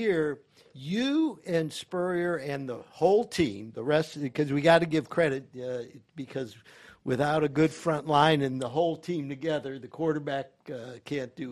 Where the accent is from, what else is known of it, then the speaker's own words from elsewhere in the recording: Cleveland, Ohio, United States; moved away; I'm from Cleveland, Ohio